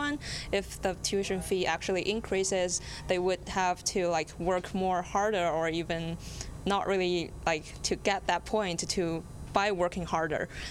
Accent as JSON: {"language": "English", "country": "China", "second_language": "English", "moved": "yes", "lives_now": "Edmonton, Canada", "said": "I'm international from China"}